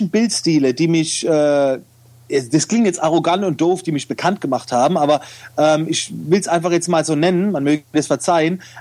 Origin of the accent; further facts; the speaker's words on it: Oftersheim, Baden-Württemberg, Germany; aber ich komme aus der Nähe von Mannheim